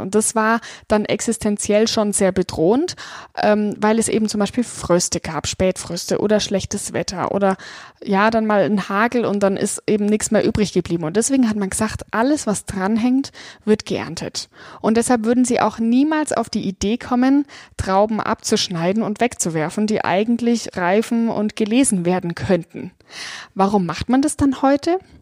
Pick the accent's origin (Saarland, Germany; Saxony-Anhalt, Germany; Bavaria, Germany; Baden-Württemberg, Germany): Bavaria, Germany; Franconia; Ich komme aus dem Weinanbaugebiet Franken, lebe hier in der historischen Weinstadt Dettelbach